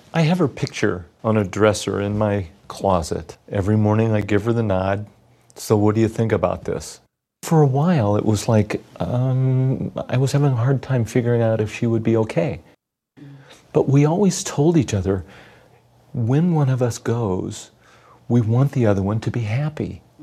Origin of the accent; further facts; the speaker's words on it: Indiana, United States; I'm from Indiana